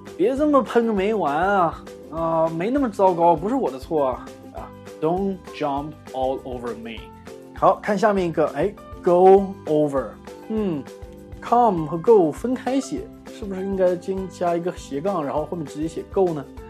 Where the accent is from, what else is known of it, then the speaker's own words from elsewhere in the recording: Northeast China, China; 我们东北人